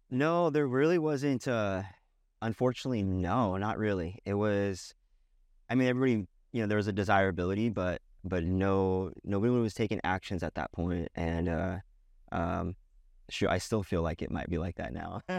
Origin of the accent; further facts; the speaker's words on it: Boise, Idaho, United States; also born or lived in Sacramento, California; I'm from Boise, Idaho. Um, originally was born in Sacramento, California. Moved, uh, out to Boise when I was, uh, about, when I was nine, ten years old.